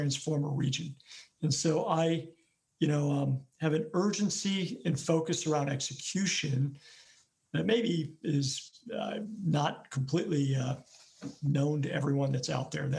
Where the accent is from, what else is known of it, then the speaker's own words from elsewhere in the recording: Cleveland, Ohio, United States; moved away as an adult; grew up here, riding my bikes through the metro parks as well, and always felt that Cleveland was the type of city that I could come back